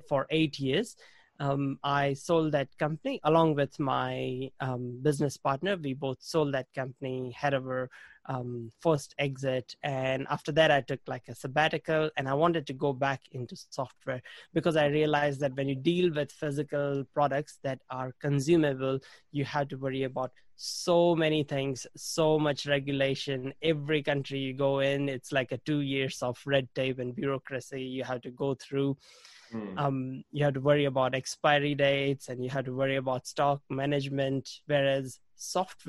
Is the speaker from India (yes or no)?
yes; India; moved away as an adult; now in New Zealand; I grew up in India and I studied computer science